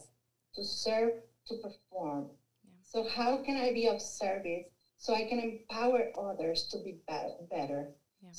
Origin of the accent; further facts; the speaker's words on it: Mexico; English is a second language; moved away as an adult; also born or lived in Arkansas; I'm originally from Mexico